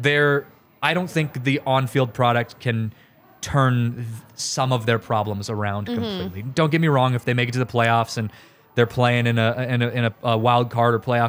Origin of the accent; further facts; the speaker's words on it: Seattle, Washington, United States; I grew up in Seattle